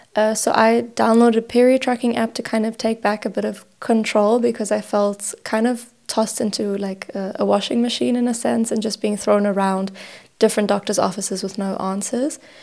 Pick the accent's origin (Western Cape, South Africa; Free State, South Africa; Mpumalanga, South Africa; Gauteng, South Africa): Gauteng, South Africa; Johannesburg; also born or lived in Cyprus / The Hague, Netherlands; now in Berlin, Germany; I'm originally from Johannesburg, South Africa, immigrated to Cyprus about six years ago